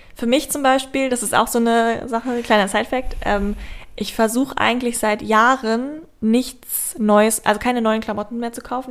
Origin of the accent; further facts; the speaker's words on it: Braunschweig, Lower Saxony, Germany; aus Braunschweig, wo ich herkomme